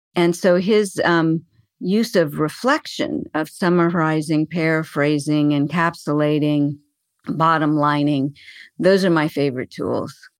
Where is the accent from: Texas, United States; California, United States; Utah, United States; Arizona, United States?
Arizona, United States; I was born in Arizona and I still live here